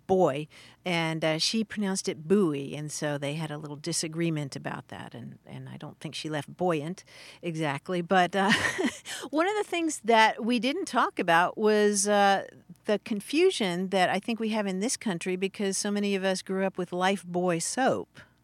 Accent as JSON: {"language": "English", "region": "Kentucky", "country": "United States", "tie": "born or raised there", "said": "I grew up in Kentucky"}